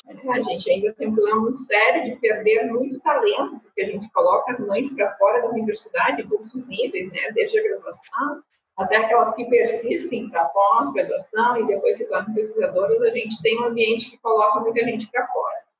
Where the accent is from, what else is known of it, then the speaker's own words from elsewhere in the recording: interior of Rio Grande do Sul, Brazil; now in Porto Alegre, Brazil; Minha família não é de Porto Alegre, sou do interior, aqui do do Sul